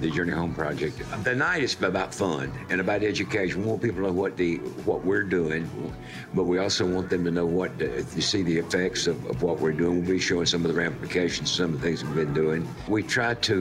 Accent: Wilmington, North Carolina, United States; I'm from Wilmington, North Carolina. It's a seaport town.

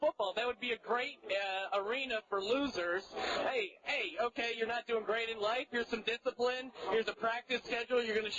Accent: Bethlehem, Pennsylvania, United States; I'm from Bethlehem, Pennsylvania, old steel town.

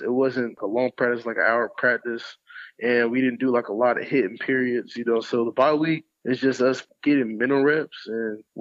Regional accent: Clermont, Florida, United States; also born or lived in Indianapolis, Indiana; I grew up in a town called Claremont, Florida

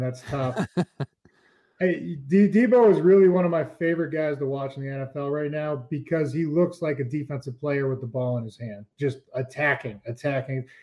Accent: East Coast, United States; I grew up on the East Coast

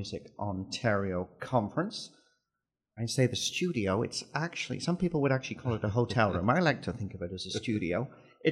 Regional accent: Sunderland, North East England, United Kingdom; moved away as an adult; also born or lived in North America; now in Canada; my hometown of Sunderland

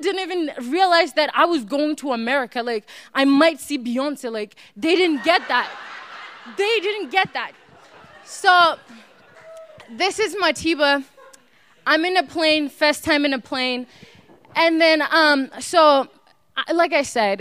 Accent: South Africa; moved away as an adult; also born or lived in New Hampshire; growing up in South Africa was more like a family

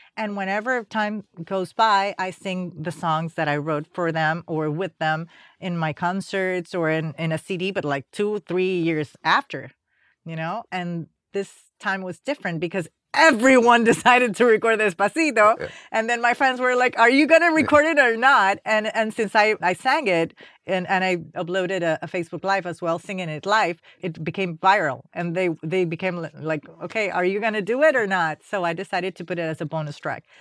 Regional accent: Panama City, Panama; moved away as an adult; now in United States; I came from Panama

